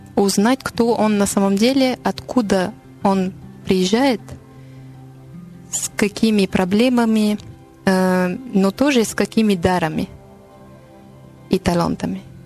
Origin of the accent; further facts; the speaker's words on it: Paris, Île-de-France, France; Russian is a second language; я француженка из Парижа